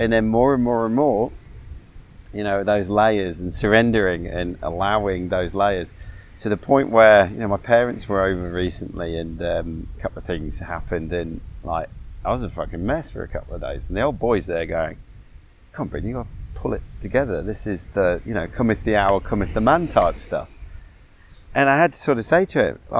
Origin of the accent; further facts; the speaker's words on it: England, United Kingdom; I grew up in England, 11 years, boys boarding school